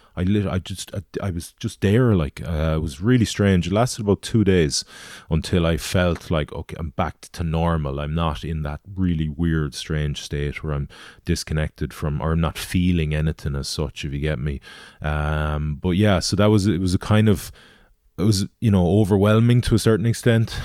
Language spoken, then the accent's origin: English; Galway, Connacht, Ireland; I'm from Galway, so rowing into my hometown